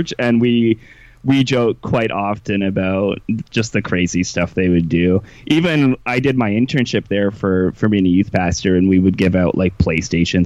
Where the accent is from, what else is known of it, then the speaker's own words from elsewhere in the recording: Ontario, Canada; also born or lived in Toronto; I grew up in Ontario, a small town in a very Christian family